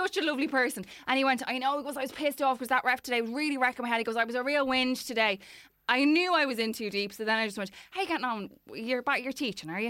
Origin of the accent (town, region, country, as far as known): Dublin, Leinster, Ireland; born or raised there